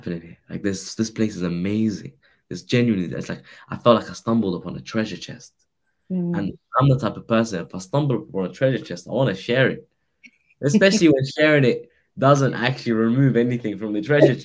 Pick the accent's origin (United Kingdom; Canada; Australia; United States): United Kingdom; around Heathrow Airport, London; I grew up around Heathrow Airport. I'm a local lad, local boy.